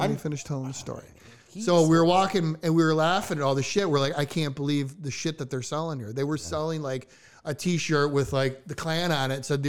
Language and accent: English; Chicago, Illinois, United States